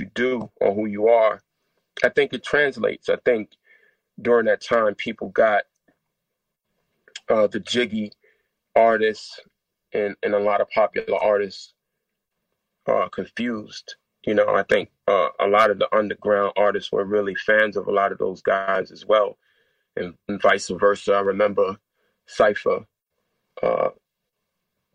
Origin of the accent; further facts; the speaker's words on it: New York City, New York, United States; growing up in New York City in the hood